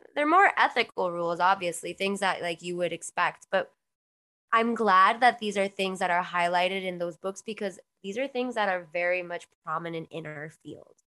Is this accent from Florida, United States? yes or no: yes; Miami, Florida, United States; also born or lived in Queens, New York; I was born in Queens, New York, um, and I was brought down to Miami at a very young age